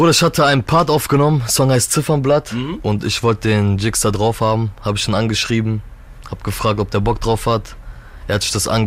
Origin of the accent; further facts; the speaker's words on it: Turkey; Ich bin Türke.